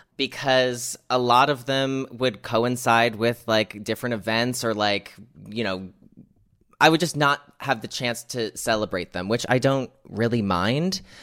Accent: United States; here in America, my home country

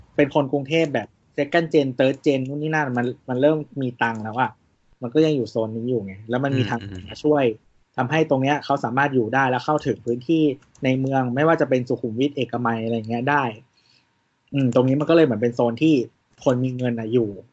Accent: Chiang Rai, Thailand; moved away; บ้านเกิดเราที่เชียงราย

